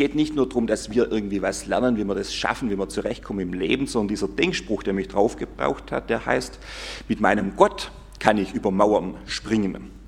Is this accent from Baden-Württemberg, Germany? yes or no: yes; Gomaringen, Baden-Württemberg, Germany; aber wir haben es auch gespielt in Gommaring, wo ich aufgewachsen bin, da gab es Burg, ein Schloss, wir haben da gewohnt, das war das Pfarrhaus